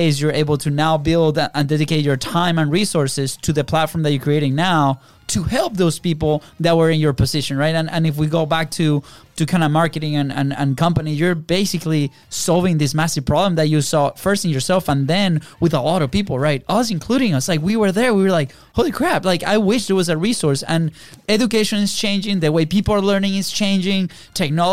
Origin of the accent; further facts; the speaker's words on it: Venezuela; moved away as an adult; now in United States; we grew up in Venezuela